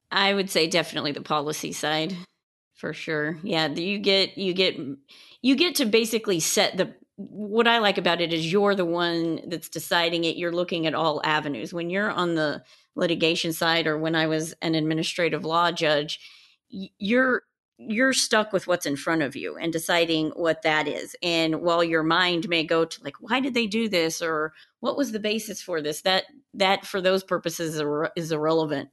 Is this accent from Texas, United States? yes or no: yes; West Texas, United States; also born or lived in Colorado / Houston; I am originally from Colorado, but I grew up in West Texas